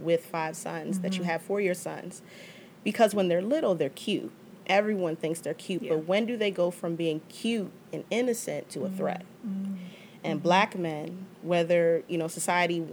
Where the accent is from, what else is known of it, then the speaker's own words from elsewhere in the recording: Prince George's County, Maryland, United States; my experience as a black woman growing up in Prince George's County